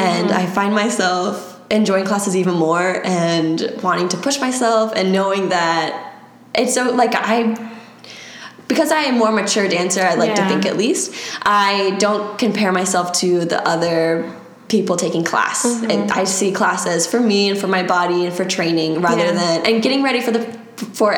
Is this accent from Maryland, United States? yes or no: yes; Maryland, United States; moved away as an adult; now in Florida, United States; I'm from Maryland originally